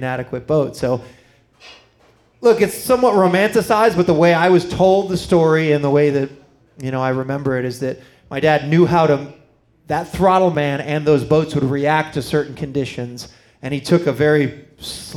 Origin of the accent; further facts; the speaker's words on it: Miami, Florida, United States; moved away; also born or lived in Sarasota, Florida; we grew up in Miami in the 80s